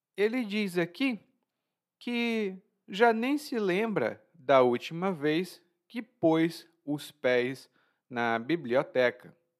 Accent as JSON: {"language": "Portuguese", "country": "Brazil", "said": "como sou brasileiro"}